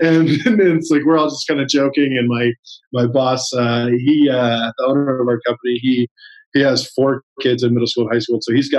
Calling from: Salt Lake City, Utah, United States; Salt Lake City, Utah.

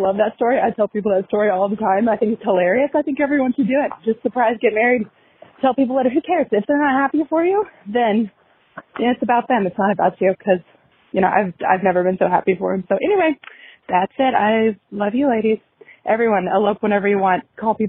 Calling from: Arkansas, United States; Hi, ladies. I am a listener from Arkansas.

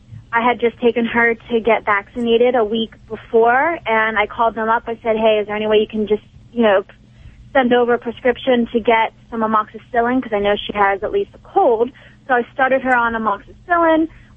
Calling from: Pittsburgh, Pennsylvania, United States; Pittsburgh, Pennsylvania.

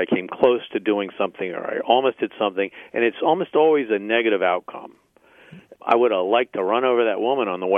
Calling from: Alexandria, Virginia, United States

